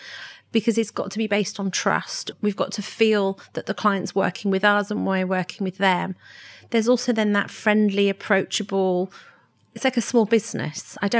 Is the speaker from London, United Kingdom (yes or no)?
yes; London, United Kingdom; And I did find that when I was growing up in London, I wanted to travel.